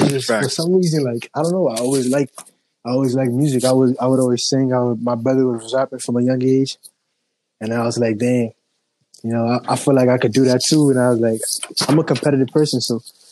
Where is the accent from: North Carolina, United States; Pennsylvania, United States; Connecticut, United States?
Connecticut, United States; I'm from Connecticut and I'm an artist